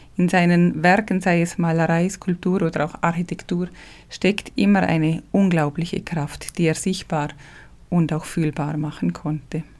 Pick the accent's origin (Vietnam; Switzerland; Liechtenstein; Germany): Liechtenstein; accent: Liechtensteiner Dialekt; first language Liechtenstein German dialect; ich bin ja nicht deutschsprachig muttersprachlich, ich spreche ja Liechtensteiner Dialekt eigentlich